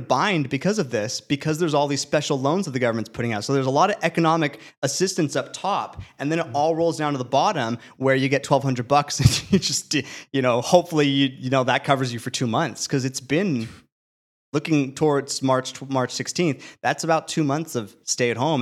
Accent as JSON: {"language": "English", "region": "California", "country": "United States", "said": "as a Californian"}